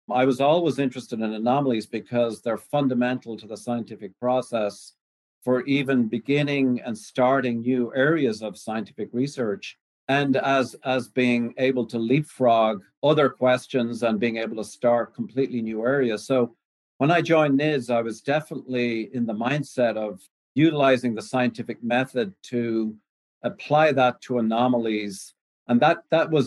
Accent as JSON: {"language": "English", "country": "Ireland", "also_born_or_lived": "Canada", "moved": "yes", "lives_now": "United States", "said": "I came over from Ireland with a potato in my pocket there about 35 years ago started in Canada and worked my way in various areas of cancer research. Ended up in the United States in the early 90s"}